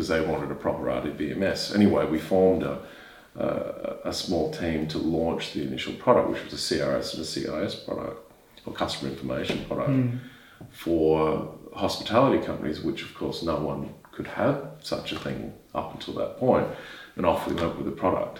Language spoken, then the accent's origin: English; Queensland, Australia; Queensland, my home state